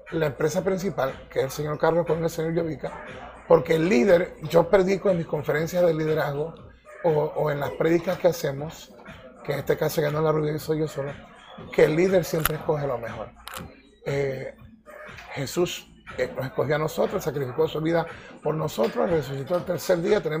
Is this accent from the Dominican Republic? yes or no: no; Ecuador; also born or lived in Puerto Rico; Y yo soy, me considero ecuatoriano y puertorriqueño.